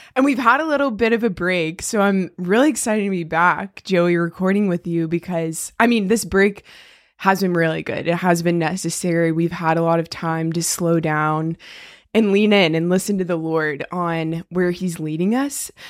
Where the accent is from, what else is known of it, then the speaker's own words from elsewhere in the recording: Weddington, North Carolina, United States; we are both from Weddington, which is a small town outside of Charlotte, and I guess we were in elementary school together